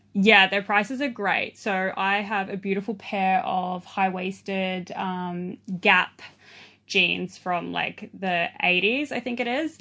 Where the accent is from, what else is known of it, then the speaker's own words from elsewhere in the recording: Sydney, New South Wales, Australia; moved away as an adult; also born or lived in east coast of Australia / New Zealand; now in Byron Bay, Australia; I grew up in Southwest Sydney, um, on the streets, basically